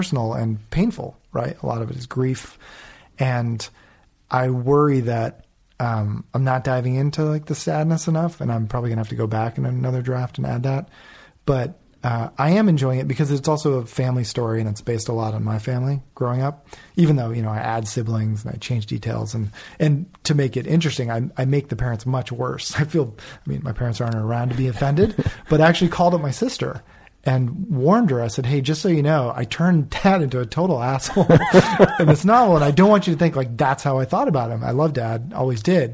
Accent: New England, United States; also born or lived in Los Angeles; now in New York, United States; I'm from East Coast, New England.

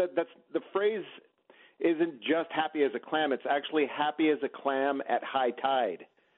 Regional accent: California, United States; moved away; I'm originally from California

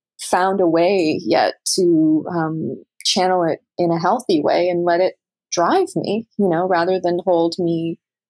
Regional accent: Canada; moved away; as a Canadian

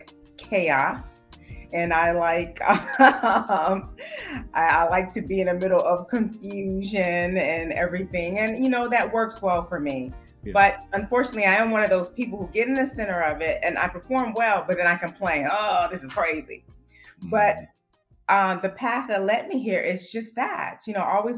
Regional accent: Chicago, Illinois, United States; growing up on the South Side of Chicago

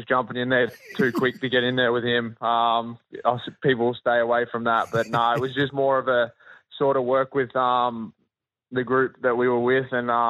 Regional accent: Warrnambool, Victoria, Australia; But then also a lot of people that I grew up around in Warrnambool and Victoria

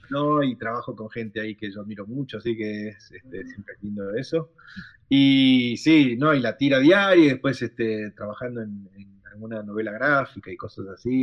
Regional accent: Argentina; somos tan italianos los argentinos

